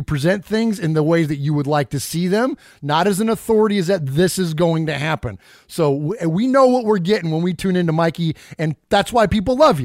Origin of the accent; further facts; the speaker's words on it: San Jose, California, United States; moved away as an adult; now in Nashville, United States; I'm from San Jose, California